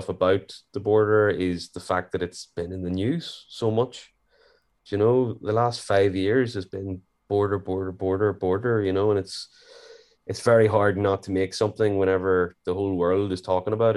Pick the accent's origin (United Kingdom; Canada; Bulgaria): United Kingdom; Warrenpoint, Northern Ireland; I'm from Warren Point.